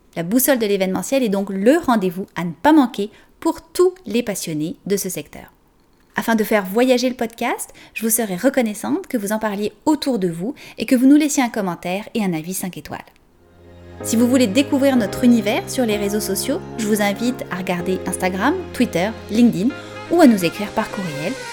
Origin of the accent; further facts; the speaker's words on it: France; accent: French; moved away as an adult; now in Canada; française d'origine, vous l'entendez sûrement dans mon accent, et je suis arrivée il y a 17 ans environ au Canada